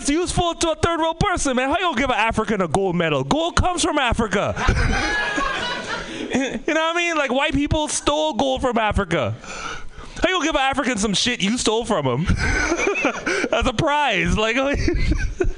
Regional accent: Trinidad & Tobago; moved away; also born or lived in Oakland / Bay Area; I'm from the Caribbean, Trinidad and Tobago.

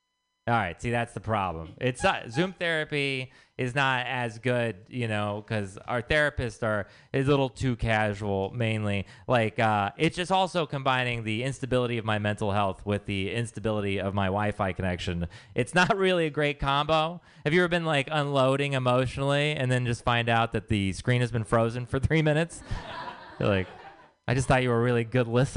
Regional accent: Texas, United States; now in San Francisco, United States; I am from Texas

